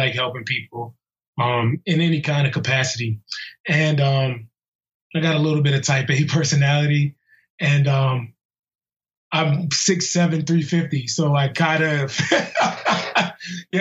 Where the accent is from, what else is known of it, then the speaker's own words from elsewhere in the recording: Clinton, Maryland, United States; I'm local. Grew up in Prince George's County, Clinton, Maryland, to be exact. Born and raised in this area.